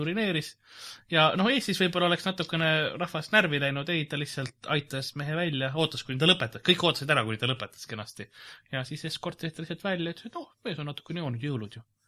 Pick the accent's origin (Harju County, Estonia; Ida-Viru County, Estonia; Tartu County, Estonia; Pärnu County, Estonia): Harju County, Estonia; Lasnamäe; ma olen Lasnamäelt